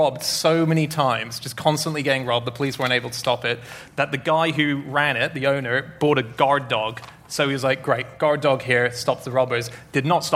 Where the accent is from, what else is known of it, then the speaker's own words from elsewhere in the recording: Australia; I'm Australian